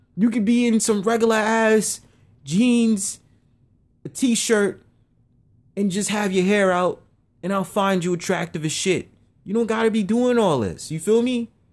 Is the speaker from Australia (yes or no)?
no; New York City, New York, United States; I'm from Harlem